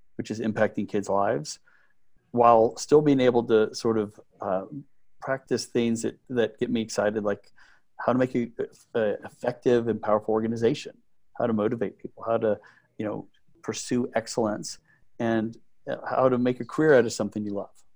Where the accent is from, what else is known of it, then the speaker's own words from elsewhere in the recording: Midland, Texas, United States; I grew up in Midland, Texas